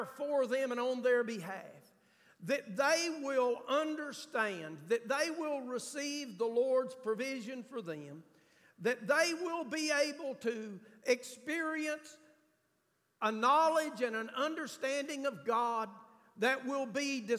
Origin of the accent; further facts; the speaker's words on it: United States; I'm from Grant County. We don't pronounce a lot of stuff right